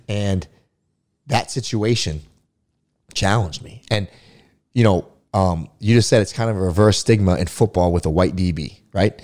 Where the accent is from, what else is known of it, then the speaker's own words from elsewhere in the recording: Florida, United States; I was a huge Florida State fan growing up, you know, growing up in Florida.